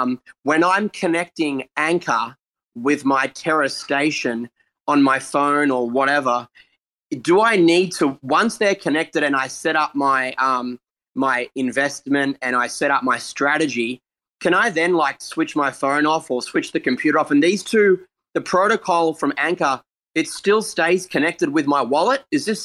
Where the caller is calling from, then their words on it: Australia; I'm calling from Australia.